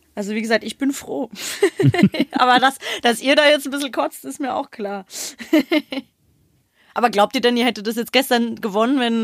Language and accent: German; Frankfurt, Hesse, Germany; wir haben ja als Frankfurter